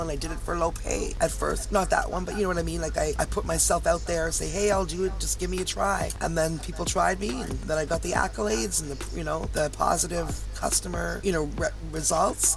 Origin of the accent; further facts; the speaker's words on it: Toronto, Ontario, Canada; now in Hamilton, Canada; I'm a Canadian girl, Toronto girl, and I live about 40 minutes from Toronto in a city called Hamilton